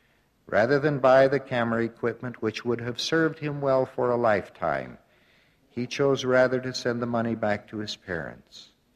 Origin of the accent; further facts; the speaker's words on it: Midwest, United States; I had a paper route in my hometown in the Midwest